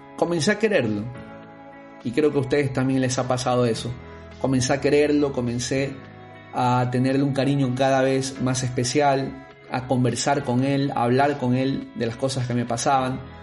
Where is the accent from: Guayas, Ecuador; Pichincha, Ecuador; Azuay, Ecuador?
Guayas, Ecuador; Guayaquil; also born or lived in Quito; con 25 años viviendo en Guayaquil en ese momento, siendo yo guayaquileño, aquí están mis amigos, mi familia